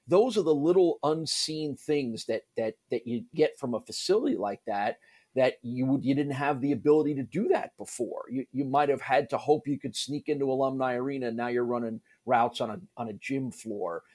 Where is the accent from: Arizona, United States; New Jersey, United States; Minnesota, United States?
New Jersey, United States; also born or lived in Syracuse; now in Buffalo, United States; I grew up in New Jersey in the New York area